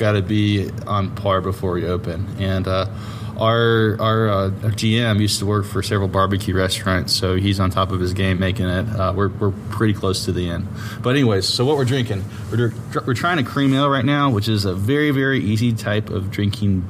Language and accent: English; Dunwoody, Georgia, United States; I grew up in Dunwoody. I was born in Dunwoody